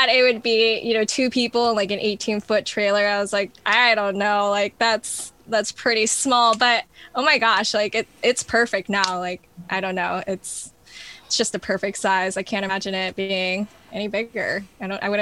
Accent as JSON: {"language": "English", "region": "New York", "country": "United States", "also_born_or_lived": "New Orleans / Texas / Arizona / New Mexico", "said": "Well, I've lived in New Orleans, Texas. I'm originally from New York. Um, where else have I lived? Um, Arizona, New Mexico."}